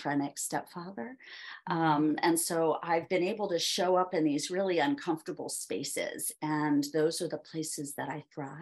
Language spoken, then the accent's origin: English; Philadelphia, Pennsylvania, United States; I grew up there in Philadelphia